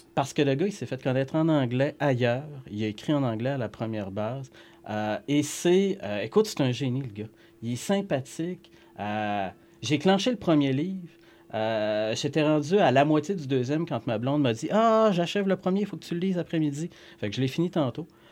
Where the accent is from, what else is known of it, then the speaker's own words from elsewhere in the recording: Saguenay, Quebec, Canada; chez nous à Jonquière